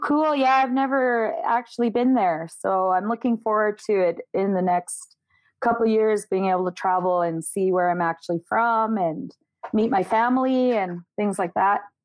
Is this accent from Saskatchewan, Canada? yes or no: yes; Prince Albert, Saskatchewan, Canada; also born or lived in Yellowknife, Northwest Territories; I was born in Yellowknife, Northwest Territories. Uh, my family was torn apart by the 60 scoop when I was a kid, and I was adopted at the age of five years old and moved to Prince Albert, Saskatchewan, and grew up there